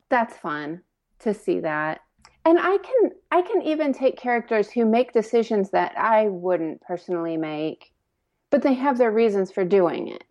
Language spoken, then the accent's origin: English; Indiana, United States; now in Lexington, United States; I grew up in Indiana, but my mom was from Kentucky, and I actually live in Lexington now